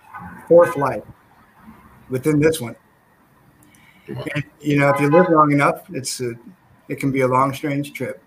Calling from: Sacramento, California, United States; I'm in Sacramento, California.

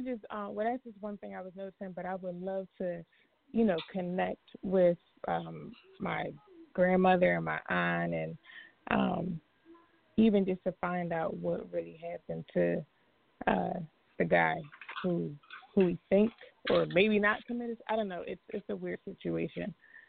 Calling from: New Jersey, United States; Jersey, New Jersey.

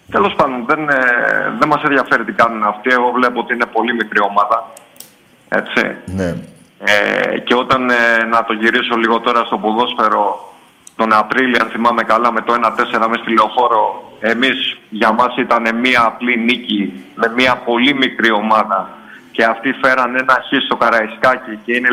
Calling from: Kypseli, Attica, Greece; από Κυψέλη.

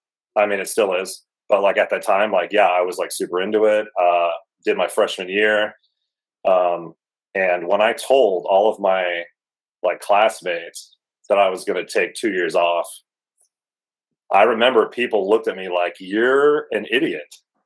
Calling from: Chandler, Arizona, United States; I am in my son's room. I'm going to get super specific. from Chandler, Arizona.

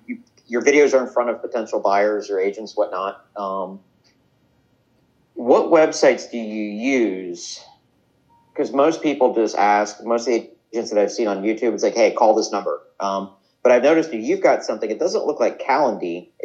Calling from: St. Augustine, Florida, United States; St. Augustine, Florida.

